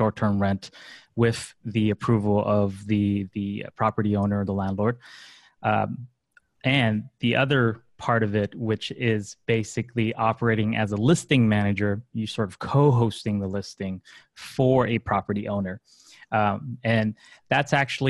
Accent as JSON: {"language": "English", "town": "Los Angeles", "region": "California", "country": "United States", "tie": "born or raised there", "also_born_or_lived": "China", "said": "I'm a Los Angeles native almost. I was born in China, but then I grew up in LA pretty much all my life."}